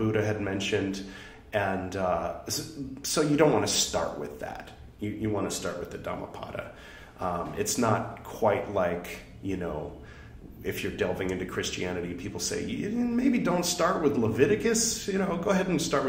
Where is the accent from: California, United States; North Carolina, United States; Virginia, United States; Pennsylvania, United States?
California, United States; my pronunciation is terrible because I'm from California